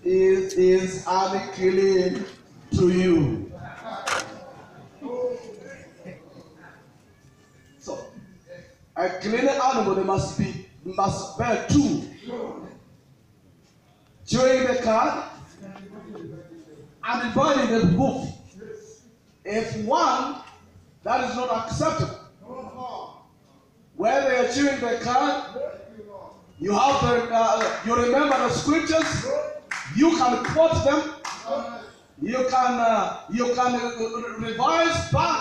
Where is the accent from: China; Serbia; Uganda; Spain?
Uganda; Tororo, Eastern Region; I come from Tororo